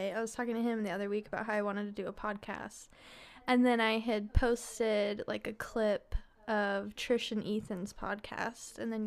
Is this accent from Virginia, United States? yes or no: no; Lehi, Utah, United States; I grew up in Lehi, which my high school mascot was a Mormon pioneer.